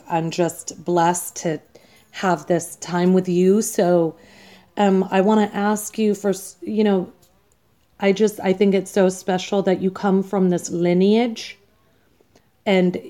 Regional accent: India; being Indian, I'm Indian

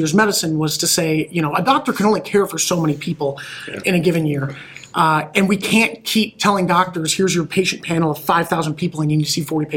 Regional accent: Omaha, Nebraska, United States; moved away; also born or lived in Michigan; I am originally from Omaha

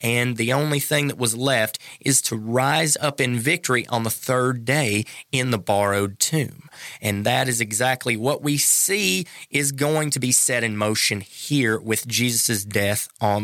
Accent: North Carolina, United States; growing up in North Carolina

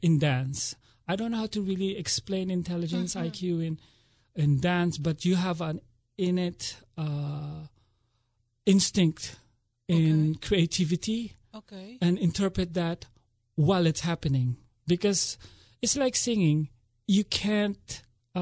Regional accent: Manila, Metro Manila, Philippines; moved away as an adult; also born or lived in Atlanta, United States; now in Philadelphia area, United States; I'm originally from the Philippines

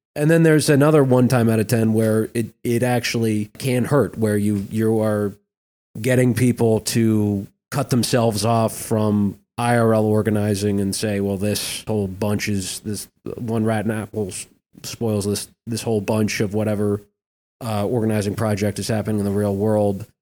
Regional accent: Minnesota, United States; in Minnesota, not to toot my own, my home state's horn

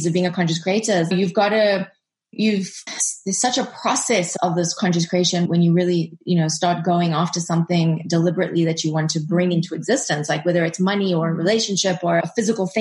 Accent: South Africa; moved away; also born or lived in United States; we are both South African, just like you, and we were living abroad

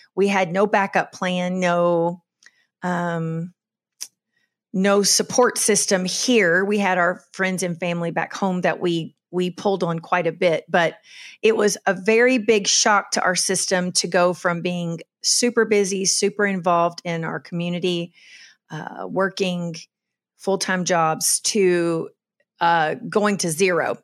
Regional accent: Kentucky, United States; moved away as an adult; also born or lived in Charleston, South Carolina; now in Western North Carolina, United States; I was born and raised in Kentucky on a farm

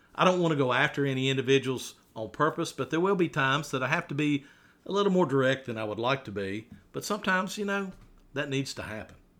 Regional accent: Radford, Virginia, United States; I was raised right here in Radford City, a child of the 70s, raised in Forest Park, a great little neighborhood in Radford

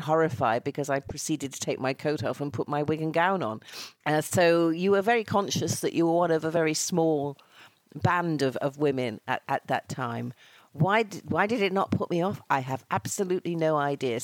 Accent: Bury, North West England, United Kingdom; accent: northern; moved away as an adult; now in London, United Kingdom; I'm a lassie from Lancashire, having been, as you say, born in Bury.

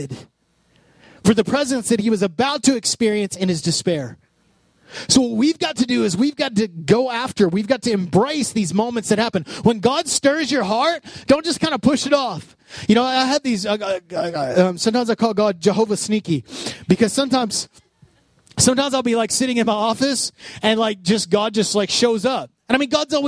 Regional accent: Odessa, Texas, United States; growing up in Odessa, when Sam's first opened

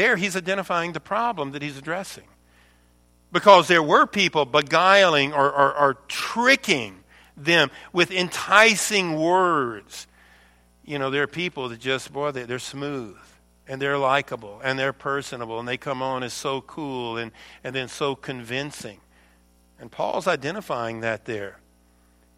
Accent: the South, United States; I'm from the South

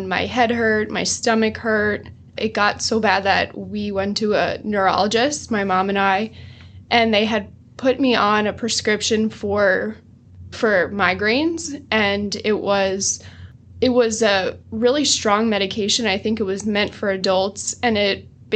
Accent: New Jersey, United States; I am from New Jersey, proud Jersey girl

